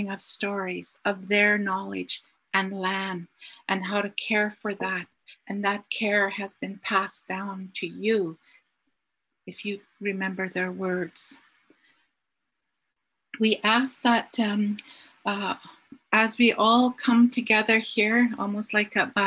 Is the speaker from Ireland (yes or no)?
no; Haida Nation, British Columbia, Canada; I'm from the Haida Nation